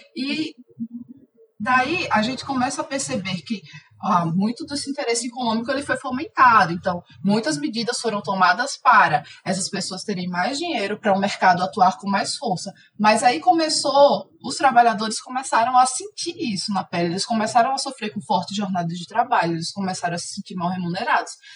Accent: Alagoas, Brazil; moved away as an adult; now in Belo Horizonte, Brazil; eu sou alagoana, mas atualmente eu moro em Belo Horizonte

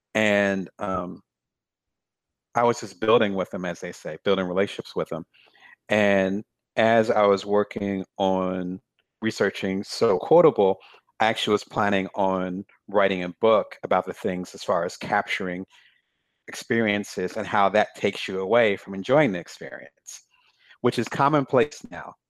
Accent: Lansing, Michigan, United States; born or raised there; moved away as an adult; also born or lived in Atlantic City, New Jersey / South Jersey / Detroit / Chicago; now in Ohio, United States

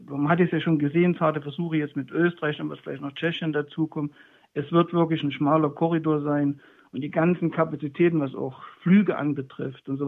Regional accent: Leipzig, Saxony, Germany; Also ich bin hier groß geworden in dem Viertel Naunhofer Straße in der Schulklasse damals, EOS und dann Penne zuvor

